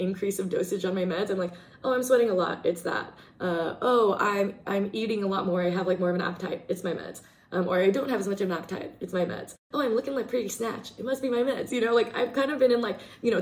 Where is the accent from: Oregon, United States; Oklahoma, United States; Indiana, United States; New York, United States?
Oregon, United States; Portland; moved away; growing up in Portland, it was a lot of, well, I was working a lot